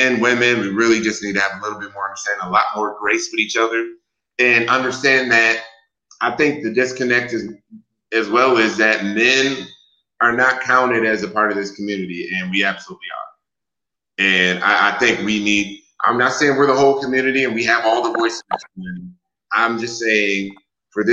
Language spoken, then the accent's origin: English; Wisconsin, United States; now in Texas, United States; I am from Wisconsin and I live in Texas right now.